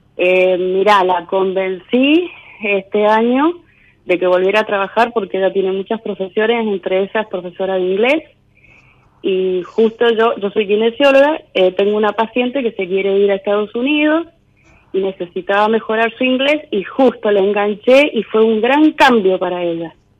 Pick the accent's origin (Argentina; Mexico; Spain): Argentina; Mendoza; Yo soy de Mendoza